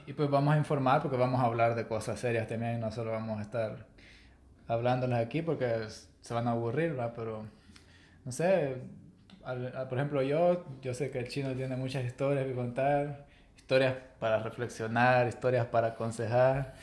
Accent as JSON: {"language": "Spanish", "country": "El Salvador", "said": "soy de El Salvador."}